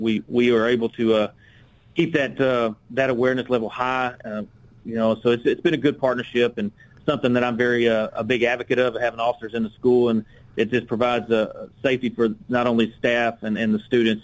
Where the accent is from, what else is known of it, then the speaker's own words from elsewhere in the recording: Little Rock, Arkansas, United States; I'm from Little Rock, born and raised here, uh, been here my entire life